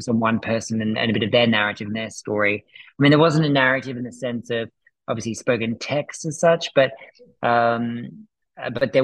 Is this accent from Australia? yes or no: yes; Australia; moved away; also born or lived in United Kingdom / United States; I'm originally from Australia. I've lived in the UK. I've traveled the world. I was then in America for 5 years